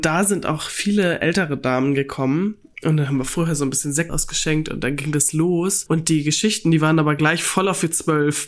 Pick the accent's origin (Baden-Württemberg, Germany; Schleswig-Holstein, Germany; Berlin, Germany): Schleswig-Holstein, Germany; Kellinghusen; moved away as an adult; also born or lived in Kiel; now in North Frisia, Germany; Ich bin ja ländlich aufgewachsen in Kellinghusen im Kreis Steinburg